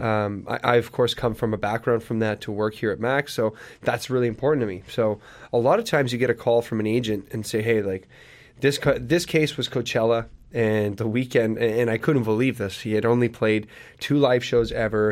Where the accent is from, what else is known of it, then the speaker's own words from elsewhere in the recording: Sudbury, Ontario, Canada; moved away as an adult; now in Hamilton, Canada; I wanted to leave my hometown of Sudbury